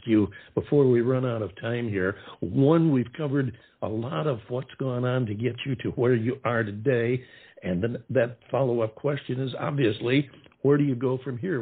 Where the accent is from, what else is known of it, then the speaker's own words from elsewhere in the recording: upstate New York, United States; I'm from upstate myself, not from the city